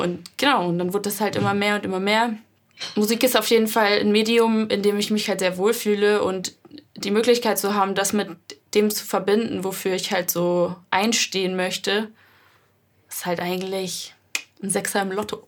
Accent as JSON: {"language": "German", "town": "Hennweiler", "region": "Rhineland-Palatinate", "country": "Germany", "tie": "born or raised there", "moved": "yes", "lives_now": "Hamburg, Germany", "said": "ich komme gebürtig aus dem Hunsrück. Das ist ein Mittelgebirge in Rheinland-Pfalz. Schon so ein bisschen Richtung Saarland. Oh, aus einem sehr kleinen Dorf, was witzigerweise zwar nicht nach meiner Familie benannt wurde, aber trotzdem Hennweiler"}